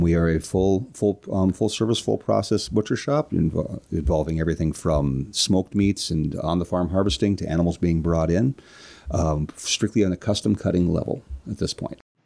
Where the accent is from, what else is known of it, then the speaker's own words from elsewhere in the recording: Minneapolis, Minnesota, United States; also born or lived in Rush City, Minnesota / Kerkhoven, Minnesota; I'm from the Minneapolis St. Paul area